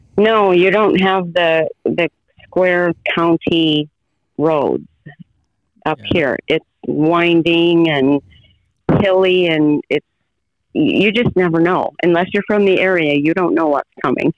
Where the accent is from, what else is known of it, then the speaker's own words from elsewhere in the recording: Colesburg, Iowa, United States; I'm here on my family farm, which is where I grew up, and that is about five miles north of Colesburg, Iowa